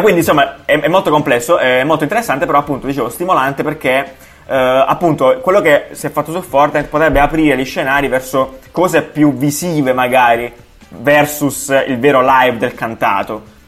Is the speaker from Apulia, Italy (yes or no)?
yes; Apulia, Italy; moved away; io organizzo un festival giù da me eh, in Puglia, nel mio paesino